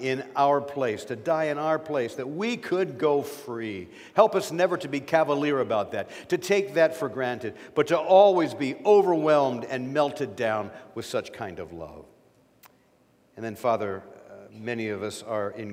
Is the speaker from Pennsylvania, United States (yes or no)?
yes; Erie, Pennsylvania, United States; moved away as an adult; I'm from Erie and served a church there for 35 years